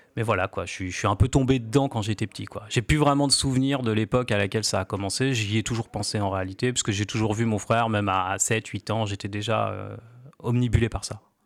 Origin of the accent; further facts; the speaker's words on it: Cherbourg, Normandy, France; now in Caen, France; moi je suis originaire de Cherbourg à la base